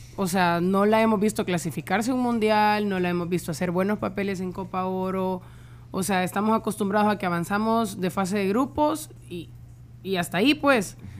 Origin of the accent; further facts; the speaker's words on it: El Salvador; como salvadoreños